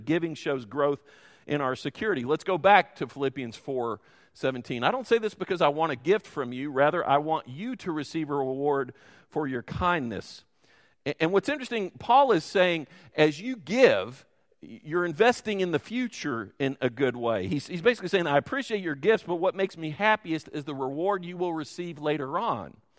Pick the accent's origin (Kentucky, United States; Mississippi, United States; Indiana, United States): Kentucky, United States; Louisville; I grew up in Louisville and went to Muhammad Ali's high school